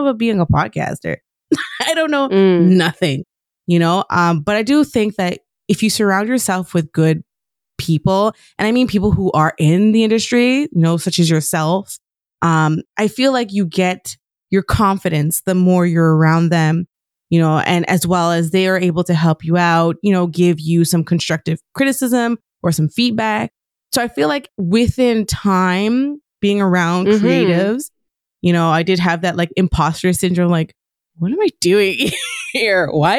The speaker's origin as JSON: {"language": "English", "region": "Quebec", "country": "Canada", "said": "being that I'm from originally from Quebec, all the podcasts I were finding were French."}